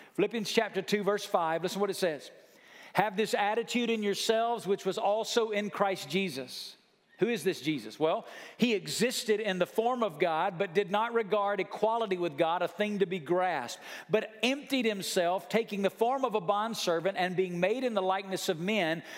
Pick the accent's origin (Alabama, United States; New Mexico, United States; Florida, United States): Alabama, United States; Muscle Shoals; my dad had pastored the same church in my hometown my whole life from five years old till the time I was a senior in high school.